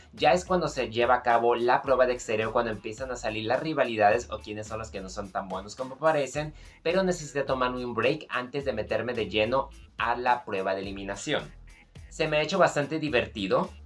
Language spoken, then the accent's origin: Spanish; Mexico; nosotros que somos de México